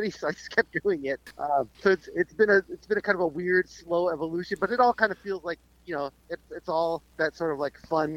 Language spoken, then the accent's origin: English; Central Massachusetts, United States; moved away as an adult; now in Rhode Island, United States; Originally from Central Mass.